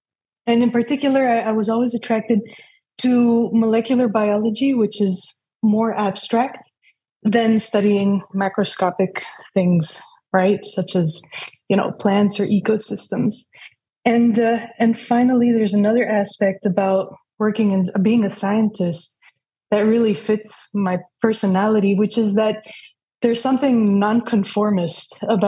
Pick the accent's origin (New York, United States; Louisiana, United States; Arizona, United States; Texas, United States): New York, United States; And so I grew up in New York in a very multicultural environment.